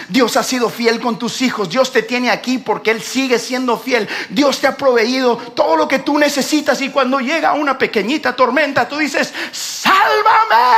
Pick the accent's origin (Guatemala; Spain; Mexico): Guatemala; nosotros que somos de Guatemala